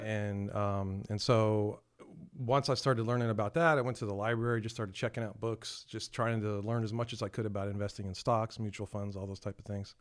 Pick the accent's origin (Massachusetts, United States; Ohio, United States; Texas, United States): Texas, United States; San Antonio; born and raised in San Antonio, uh, been here all my life.